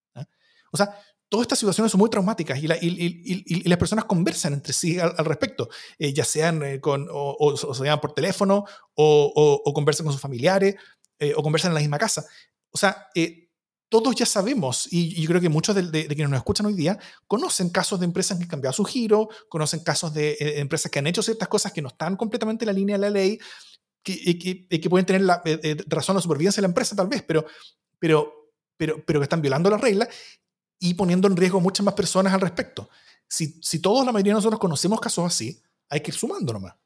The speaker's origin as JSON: {"language": "Spanish", "country": "Chile"}